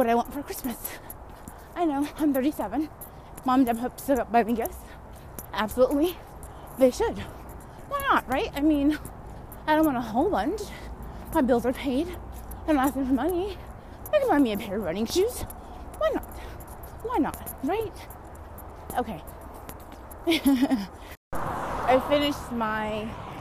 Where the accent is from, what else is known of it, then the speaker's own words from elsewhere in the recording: California, United States; I'm from California